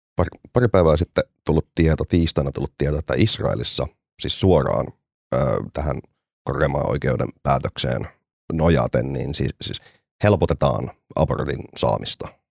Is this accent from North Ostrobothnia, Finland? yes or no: yes; Oulu, North Ostrobothnia, Finland; kun olin pieni, pieni ihminen tuolla Oulussa